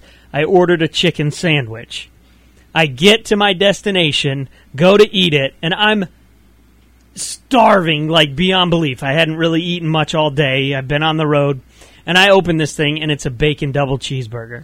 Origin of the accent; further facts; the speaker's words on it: just outside of Orlando, Florida, United States; I grew up just outside of Orlando